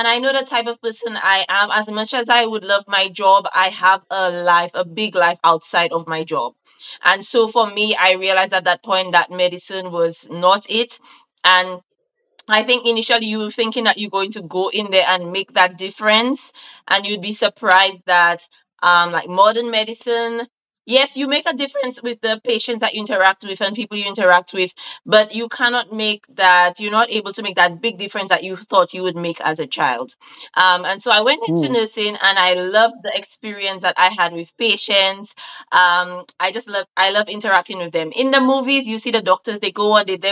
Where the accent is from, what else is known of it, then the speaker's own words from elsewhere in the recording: St. Lucia; moved away as an adult; now in United Kingdom; I'm from St. Lucia, but I currently live in the UK. It's 3 years now